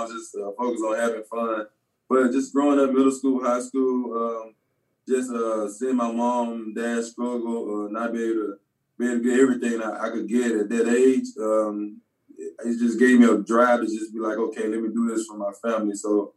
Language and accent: English; Mississippi, United States; moved away as an adult; also born or lived in Texas; I'm from Mississippi